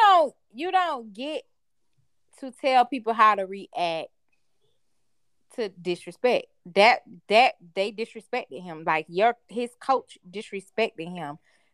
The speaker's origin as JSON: {"language": "English", "town": "Jacksonville", "region": "Florida", "country": "United States", "said": "I ain't from Miami or Orlando. No shit, y'all know. I'm from Duval County. The C. The home of the Jacksonville Jaguars."}